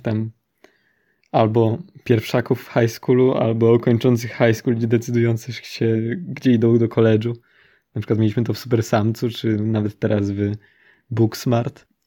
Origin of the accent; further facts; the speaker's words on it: Poland; my się wychowaliśmy w Polsce